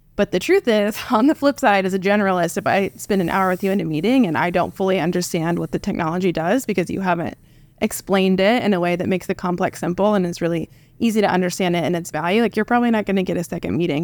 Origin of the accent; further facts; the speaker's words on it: Tecumseh, Oklahoma, United States; I am uh, Oklahoman born and raised. I grew up in Tecumseh, which is a town of, I think, about 8,000 when I was there.